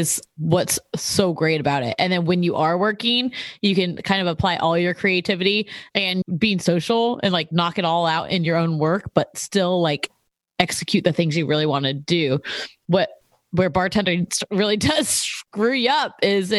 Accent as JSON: {"language": "English", "region": "California", "country": "United States", "tie": "born or raised there", "said": "growing up in California"}